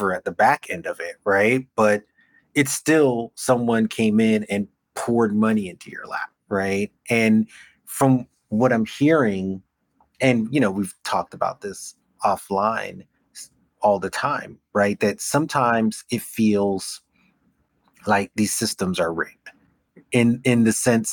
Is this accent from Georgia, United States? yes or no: no; New York City, New York, United States; I'm from Brooklyn